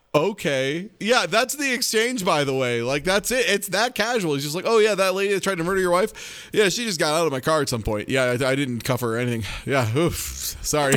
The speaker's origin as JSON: {"language": "English", "region": "Midwest", "country": "United States", "said": "me as a Midwesterner"}